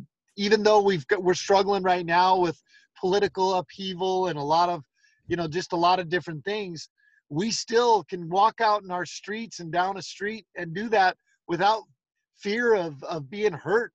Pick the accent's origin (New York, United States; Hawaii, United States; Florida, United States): Hawaii, United States; also born or lived in Philippines / Panama / Argentina; So I was born and raised in Hawaii. We lived in the Philippines, Panama, and then I was a missionary for my church in Argentina.